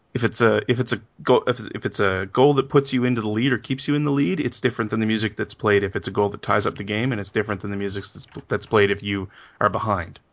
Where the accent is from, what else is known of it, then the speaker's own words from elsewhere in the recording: Canada; growing up in Canada, this is a hockey country